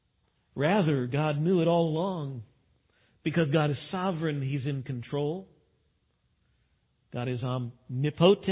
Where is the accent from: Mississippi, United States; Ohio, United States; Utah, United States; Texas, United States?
Texas, United States; West; I grew up in West Texas